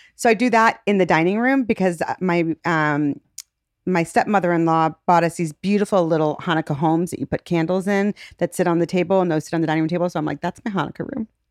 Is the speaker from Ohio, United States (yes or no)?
yes; Shaker Heights, Ohio, United States; I grew up in Shaker Heights